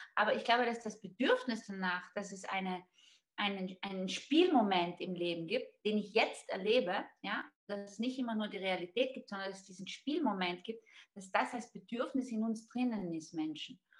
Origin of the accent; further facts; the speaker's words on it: South Tyrol, Trentino-Alto Adige, Italy; now in Vienna, Austria; Ich komme eben aus Südtirol und ich bin wirklich mit Theater aufgewachsen